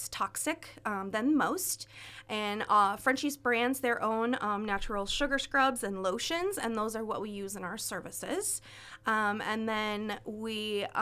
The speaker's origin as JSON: {"language": "English", "region": "Iowa", "country": "United States", "also_born_or_lived": "Minnesota", "moved": "yes", "lives_now": "California, United States", "said": "I'm originally from Iowa, and I moved to Minnesota, and I got my cosmetology license there"}